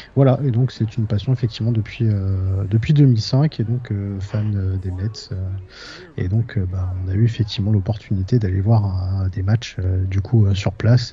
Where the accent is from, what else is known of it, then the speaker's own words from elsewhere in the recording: Nogent-sur-Marne, Île-de-France, France; ma ville natale de Nogent-sur-Marne